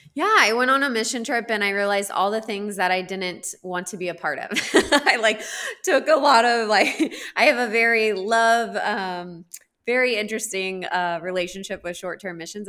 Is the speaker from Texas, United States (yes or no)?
yes; Texas, United States; moved away as an adult; now in Kenya; I grew up in Texas